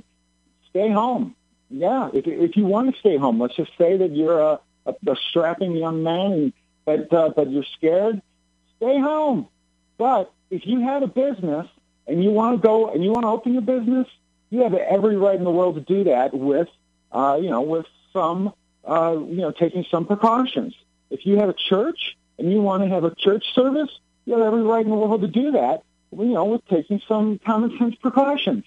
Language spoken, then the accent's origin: English; Illinois, United States; born and raised in Illinois